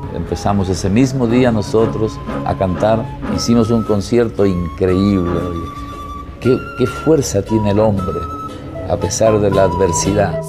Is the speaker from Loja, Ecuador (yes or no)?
yes; Cariamanga, Loja, Ecuador; moved away as an adult; also born or lived in Quito, Ecuador; now in Santiago, Chile; nací en Cariamanga el 5 de junio de 1942. Yo me siento latinoamericano pero nunca dejo de ser ecuatoriano